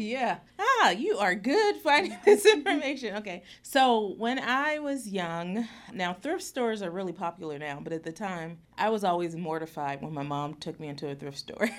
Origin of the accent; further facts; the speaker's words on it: Youngstown, Ohio, United States; moved away; I grew up in Youngstown, Ohio